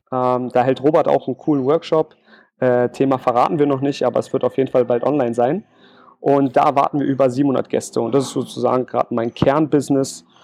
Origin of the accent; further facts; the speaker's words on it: Berlin, Germany; now in Jena, Germany; bin dann irgendwann nach Thüringen gezogen, in die schöne Stadt Jena. Ich bin eigentlich Berliner. Alle fragen sich jetzt wahrscheinlich, warum zieht man von Berlin nach Jena?